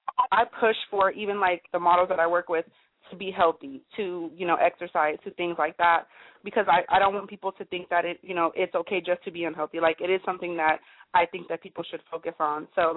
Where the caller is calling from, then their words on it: Sacramento, California, United States; I'm calling from Sacramento, California.